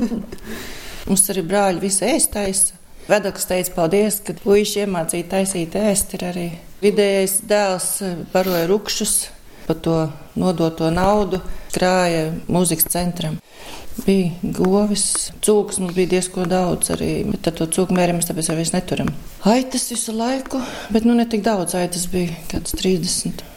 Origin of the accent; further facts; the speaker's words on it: Lubāna, Madona Municipality, Latvia; also born or lived in Ogre; now in Stelpe Parish, Latvia; Īstenībā no Lubānas, Madonas puses, bet es ogrēju, gāju vidusskolā